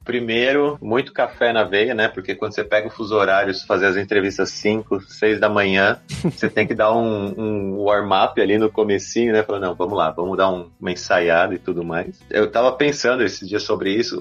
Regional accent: São Paulo, Brazil; moved away as an adult; now in Berlin, Germany; eu sou de São Paulo, nascido e criado Zona Sul ali, para quem conhece Santo Amaro

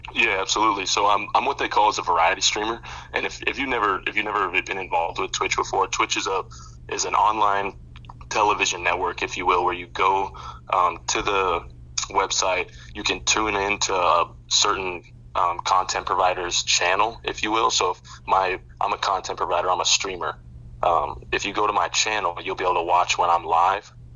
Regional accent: Boulder, Colorado, United States; also born or lived in Nebraska; now in Denver, United States; I grew up in Boulder, so it was way it was a way different time in Boulder when I was growing up.

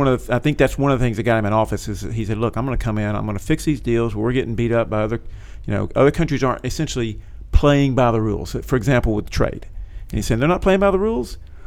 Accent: Georgia, United States; I'm from Georgia. I watched him growing up. He was our governor.

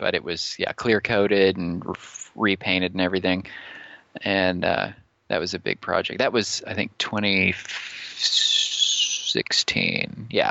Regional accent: Dallas, Texas, United States; moved away as an adult; now in Roanoke, United States; But I had been living there for my whole life. Yes. In Dallas, as a matter of fact.

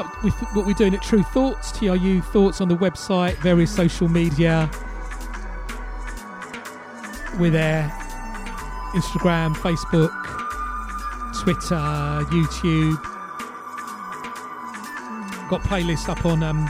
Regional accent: London, United Kingdom; pirate radio in London, growing up in London

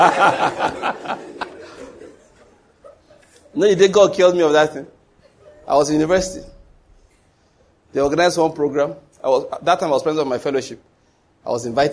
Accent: Nigeria; If you live in Nigeria like me, I've always lived

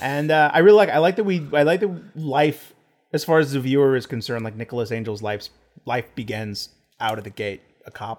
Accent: Texas, United States; I'm from Texas.

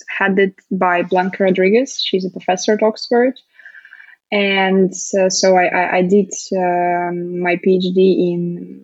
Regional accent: Moscow, Russia; also born or lived in United Kingdom; I'm currently in Moscow, in Russia. So back to my hometown

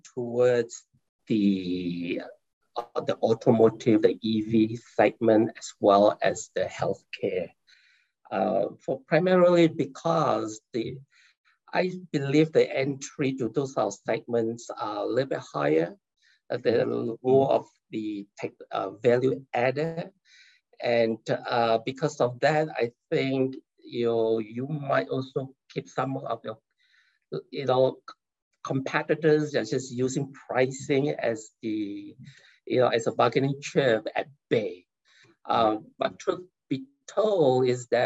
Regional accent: Malaysia; now in California, United States; I'm originally from Malaysia

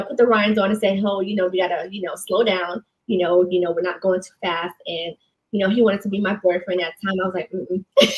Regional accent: New York, United States; I grew up in New York

